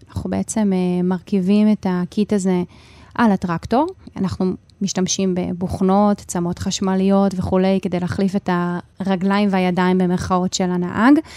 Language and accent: Hebrew; Hadera, Haifa District, Israel; גם אני וגם חברות שלי, שגדלנו ביחד בחדרה